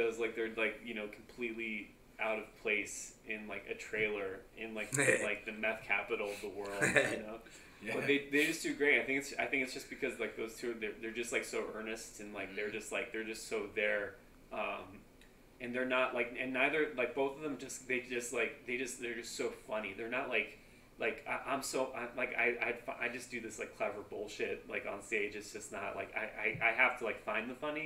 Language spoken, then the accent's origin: English; Wichita, Kansas, United States; now in Dallas, United States; I'm from Wichita.